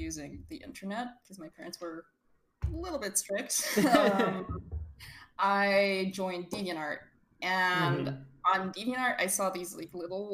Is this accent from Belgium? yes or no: yes; Belgium; I'm from Belgium, which you can tell by my very lovely yeehaw accent